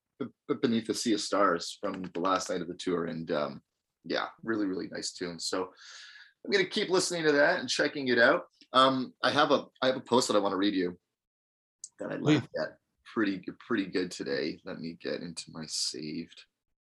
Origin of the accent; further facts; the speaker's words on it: Wisconsin, United States; I don't know, man. I'm from Wisconsin. New England is weird.